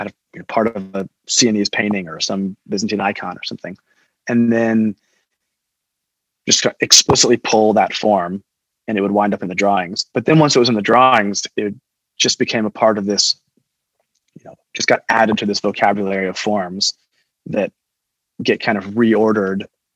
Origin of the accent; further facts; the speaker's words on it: Fort Worth, Texas, United States; I grew up in Fort Worth, and the Fort Worth Modern is just down the street